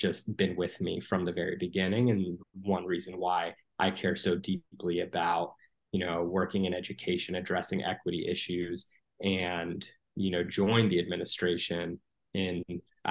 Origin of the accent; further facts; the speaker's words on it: United States; I grew up here in the States. I'm a first generation Palestinian American